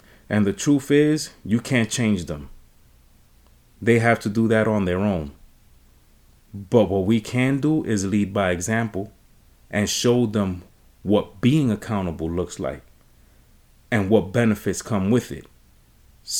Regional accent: New York City, New York, United States; I'm from the Bronx

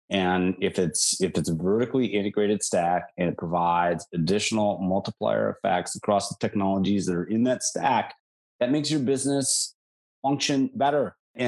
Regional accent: Minnesota and Wisconsin, Midwest, United States; moved away; I talked to my friends in the Midwest where I grew up. I grew up in Minnesota and Wisconsin.

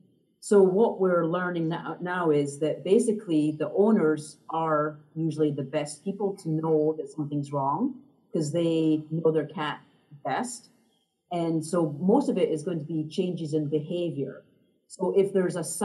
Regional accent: Scotland, United Kingdom; now in United States; I grew up in Scotland, so I'm actually home visiting my family

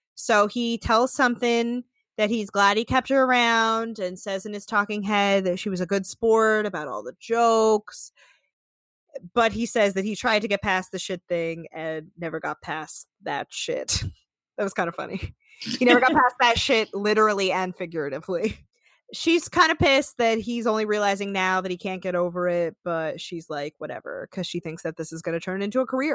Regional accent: the North, United States; I'm from the North

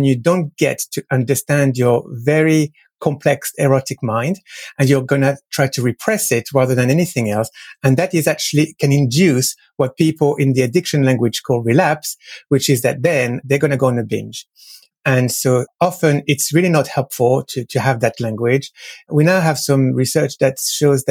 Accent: France; moved away; I am French. So I grew up in France.

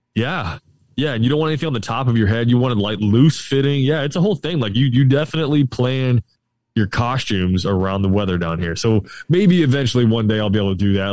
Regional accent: St. Petersburg, Florida, United States; I'm born and raised right here in Saint Pete

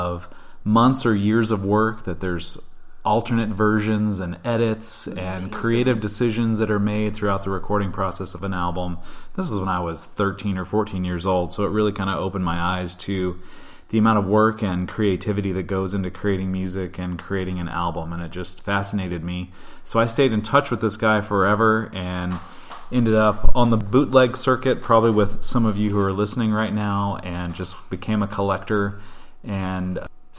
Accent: not far from Minnesota, Midwest, United States; I grew up in the Midwest, not far from Minnesota

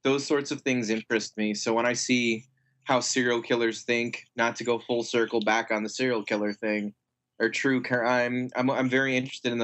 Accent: United States; we're American

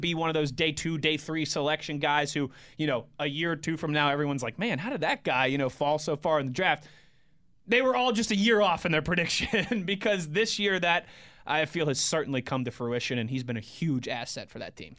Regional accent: Pittsburgh, Pennsylvania, United States; moved away as an adult; also born or lived in Philadelphia / Cleveland area, Ohio; July twenty-sixth, I moved home from Philadelphia

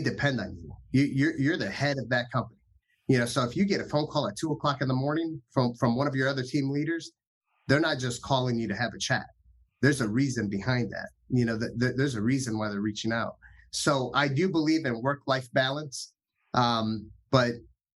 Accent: Dominican Republic; I'm from Dominican Republic

